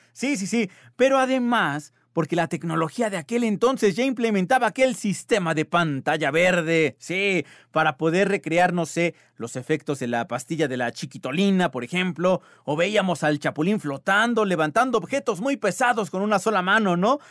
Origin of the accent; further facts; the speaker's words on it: Mexico; está en nuestro ADN como mexicanos todo esto